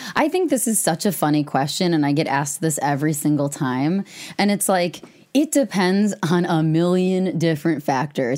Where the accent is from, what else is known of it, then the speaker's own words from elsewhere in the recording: Madison, Wisconsin, United States; also born or lived in Devil's Lake, Wisconsin; I'm from Madison. I grew up on the west side.